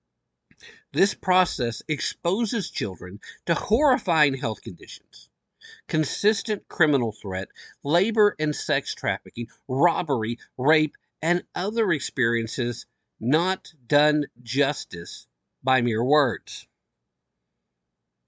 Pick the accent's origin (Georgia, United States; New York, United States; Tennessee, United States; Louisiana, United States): Tennessee, United States; diehard Tennessee right here